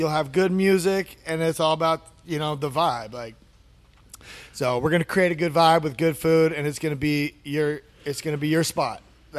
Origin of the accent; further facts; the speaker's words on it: California, United States; It's cool like feeling, because I came from California where, you know, everything's been set and done.